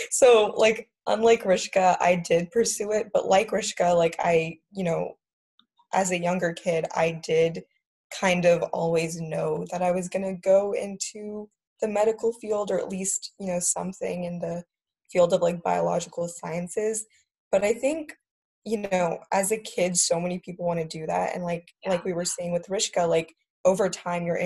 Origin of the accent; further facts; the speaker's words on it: United States; growing up in America